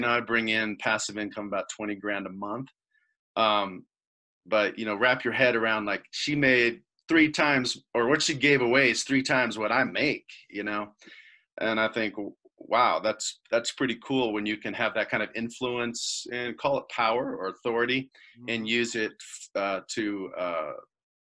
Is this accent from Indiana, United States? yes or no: yes; Indiana, United States; moved away as an adult; also born or lived in Colorado; we're from Midwest Indiana, you know, cornfields flat, no mountains